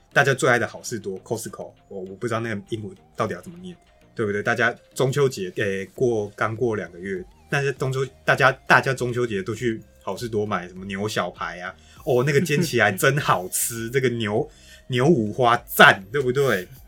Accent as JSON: {"language": "Chinese", "country": "Taiwan", "said": "我们台湾人民"}